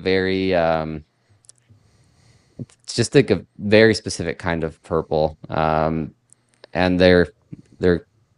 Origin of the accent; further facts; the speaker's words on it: Mexico; also born or lived in Mexico City; But I'm originally from Mexico, and I lived in Mexico City for a long time.